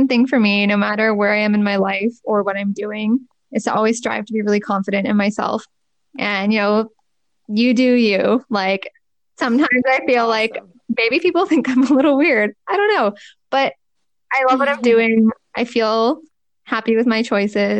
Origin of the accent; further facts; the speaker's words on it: Markham, Ontario, Canada; I went to University of Toronto and I'm from Markham